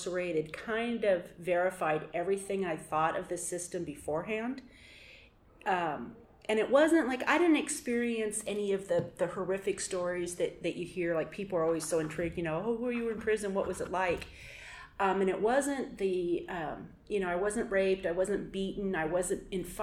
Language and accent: English; Portland, Oregon, United States; I'm from Portland, Oregon